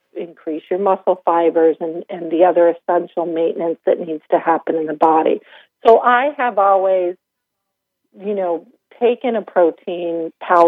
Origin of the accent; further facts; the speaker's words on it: Vermont, United States; I grew up in Vermont